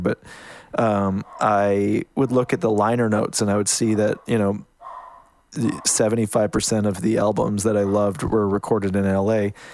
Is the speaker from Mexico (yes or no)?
no; Canada; moved away as an adult; now in United States; I, I'm Canadian. I kind of, um, snuck down to the States